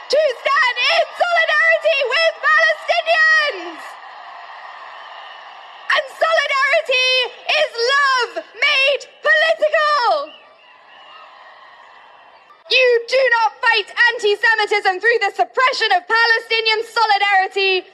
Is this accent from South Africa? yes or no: no; United Kingdom; I'm also a British Bosnian